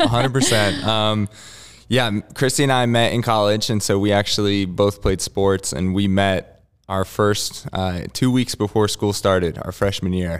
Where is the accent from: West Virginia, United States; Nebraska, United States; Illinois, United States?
West Virginia, United States; I grew up in West Virginia